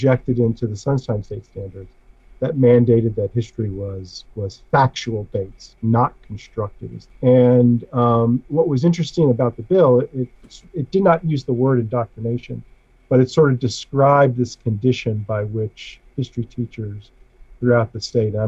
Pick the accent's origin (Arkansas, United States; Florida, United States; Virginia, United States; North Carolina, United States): Florida, United States; also born or lived in New York; I was born in New York, but I came down to Florida with my family when I was 5